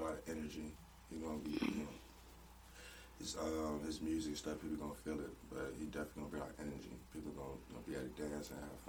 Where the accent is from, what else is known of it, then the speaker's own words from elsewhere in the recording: Chicago, Illinois, United States; now in Winona, United States; I'm from Chicago